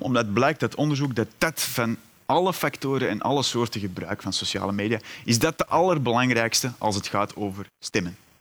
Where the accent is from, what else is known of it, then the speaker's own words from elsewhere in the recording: Antwerp, Flanders, Belgium; U hoort het, ik ben afkomstig uit Vlaanderen, uit Antwerpen meer bepaald.